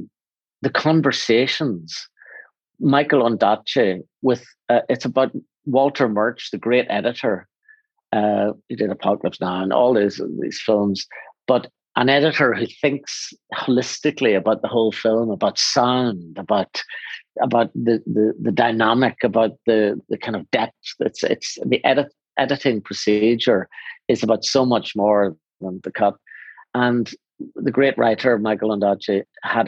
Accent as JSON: {"language": "English", "region": "Northern Ireland", "country": "United Kingdom", "said": "I come from Northern Ireland"}